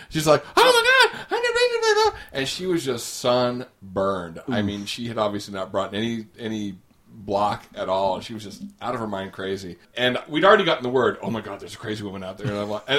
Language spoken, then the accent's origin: English; Australia; Oh, we're from Australia.